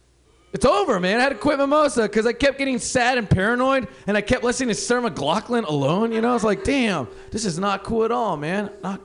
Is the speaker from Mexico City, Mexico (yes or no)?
no; Mexicali, Baja California, Mexico; also born or lived in Portland, Oregon; Those of you guys that don't know me, I'm from Mexico, Mexicali, and Portland, Oregon